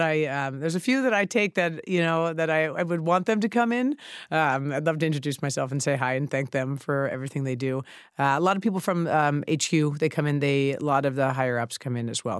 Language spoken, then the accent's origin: English; New York City, New York, United States; also born or lived in Chicago; I grew up in Sheepshead Bay